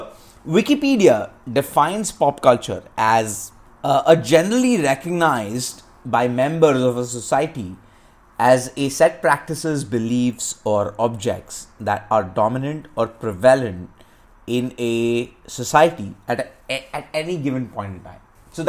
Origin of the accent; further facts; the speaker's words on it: India; And I'm from India. Again, we only opened up to like the American content only in like the late 90s.